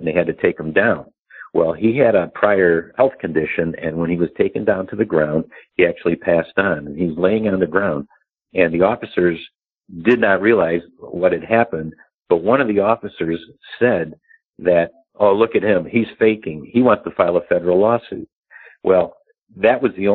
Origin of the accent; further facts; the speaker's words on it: Chicago, Illinois, United States; I'm from Chicago